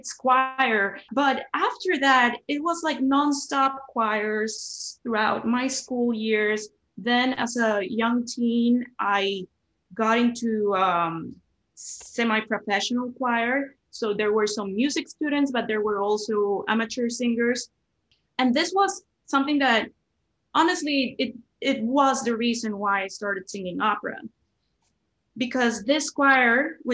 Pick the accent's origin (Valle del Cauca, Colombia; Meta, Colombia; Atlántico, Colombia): Valle del Cauca, Colombia; Cali; moved away as an adult; also born or lived in Bogotá, Colombia; now in Brooklyn, United States; I was born in Cali, Colombia, which is actually known as the city of salsa.